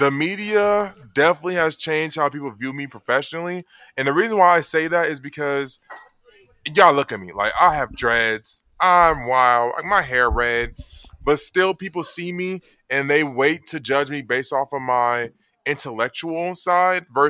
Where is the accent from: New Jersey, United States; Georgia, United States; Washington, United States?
Georgia, United States; Atlanta; moved away; I'm from Atlanta, Georgia.